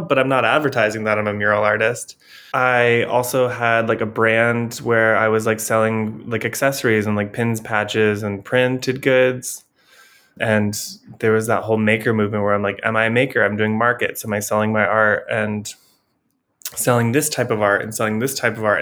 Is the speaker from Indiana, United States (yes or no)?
yes; Elkhart, Indiana, United States; now in Providence, United States; So I am originally from Indiana. I grew up in like Elkhart, Indiana